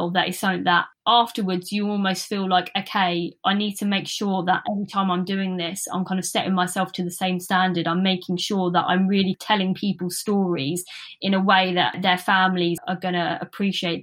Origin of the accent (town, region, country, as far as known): Luton, East of England, United Kingdom; born or raised there